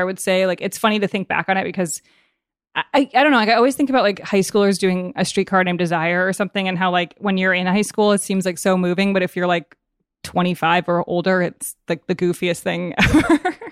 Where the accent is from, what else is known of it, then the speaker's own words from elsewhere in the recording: Evanston, Illinois, United States; also born or lived in Chicago; i was born in chicago but then my fa- my family moved to evanston when i was a baby and i grew up there